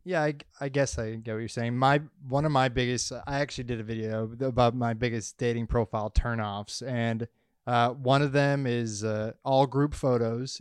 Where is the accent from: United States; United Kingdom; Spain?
United States; Massachusetts; I'm not from Florida, I'm from Massachusetts